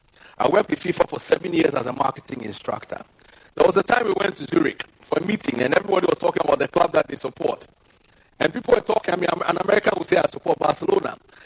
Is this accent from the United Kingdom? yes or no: no; Ghana; I'm not a European. I am a Ghanaian.